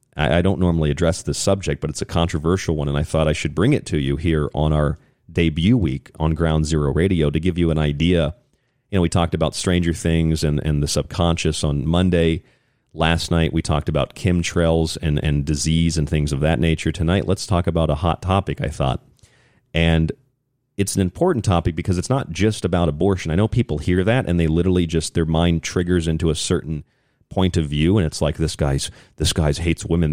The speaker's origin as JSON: {"language": "English", "region": "Florida", "country": "United States", "tie": "born or raised there", "said": "In the state of Florida, where I'm from, my home state"}